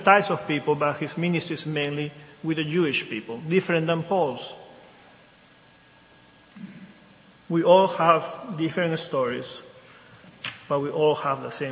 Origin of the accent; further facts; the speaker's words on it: Lima, Peru; now in Wilmington, United States; I grew up in a Catholic country. I'm from Lima, Peru.